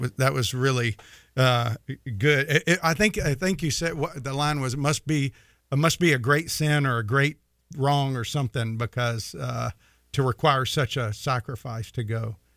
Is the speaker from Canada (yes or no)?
no; the South, United States; you and I grew up both in the South, and we grew up going to church in the South